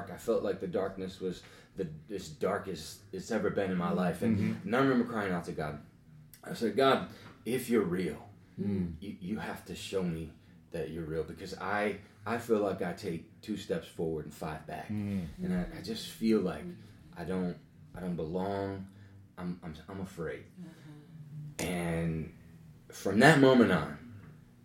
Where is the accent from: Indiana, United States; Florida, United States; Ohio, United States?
Ohio, United States; Lorain; also born or lived in Sheffield Township; I grew up in every side of town. In the Lorain County area